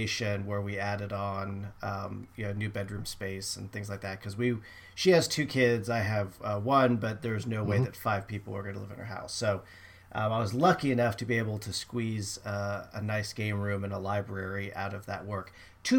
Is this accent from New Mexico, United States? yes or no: no; California, United States; moved away; I grew up in California, which is not at least the area I lived was not known for snow.